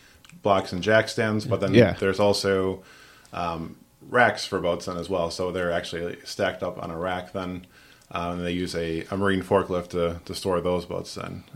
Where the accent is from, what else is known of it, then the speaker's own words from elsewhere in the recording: Sheboygan, Wisconsin, United States; moved away as an adult; now in Green Bay, United States; originally born and raised in Sheboygan